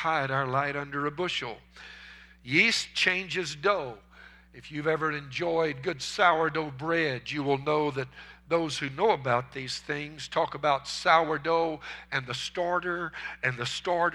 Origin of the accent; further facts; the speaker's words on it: United States; As American Christians